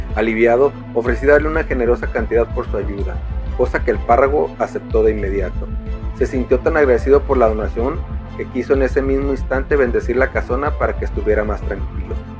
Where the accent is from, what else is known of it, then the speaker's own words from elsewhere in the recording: Manzanillo, Colima, Mexico; escritor cinematográfico nacido en Manzanillo, Colima